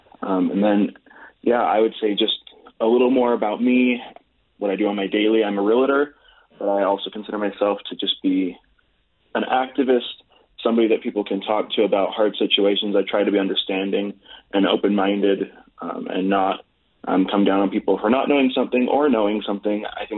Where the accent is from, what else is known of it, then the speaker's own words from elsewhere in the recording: Holladay, Utah, United States; also born or lived in Philadelphia, Pennsylvania; I was born in Philadelphia, Pennsylvania, and adopted and raised in Holiday, Utah. I was adopted when I was 2 days old, so I've been in Holiday, Utah my whole life.